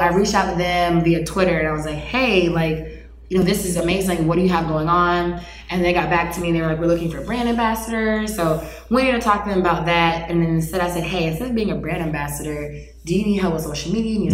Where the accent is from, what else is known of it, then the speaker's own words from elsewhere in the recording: Raleigh, North Carolina, United States; moved away as an adult; also born or lived in Washington, D.C.; now in Austin, United States; I'm born and raised in North Carolina